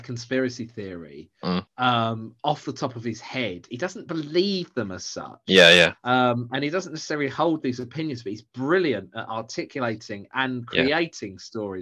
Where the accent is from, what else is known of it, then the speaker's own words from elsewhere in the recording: Southend-on-Sea, East of England, United Kingdom; I'm from Southend